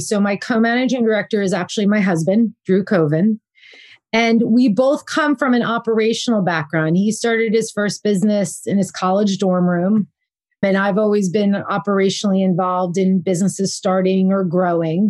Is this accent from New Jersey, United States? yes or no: yes; New Jersey, United States; moved away as an adult; also born or lived in Bergen County, New Jersey / Red Bank, New Jersey / Boston / New York City; now in California, United States; Jersey girl, born and raised in New Jersey